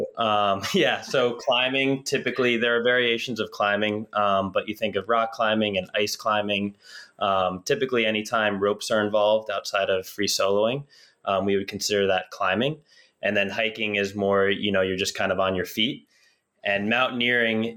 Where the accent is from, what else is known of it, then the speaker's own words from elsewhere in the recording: New Jersey, United States; I grew up in New Jersey